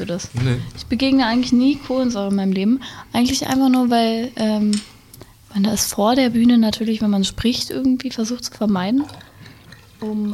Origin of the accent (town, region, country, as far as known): Wendland, Lower Saxony, Germany; born or raised there; also born or lived in Berlin